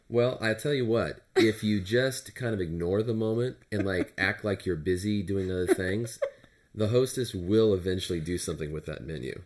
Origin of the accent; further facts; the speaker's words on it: Turlock, California, United States; I grew up in Turlock, California, which is a, um, a rural community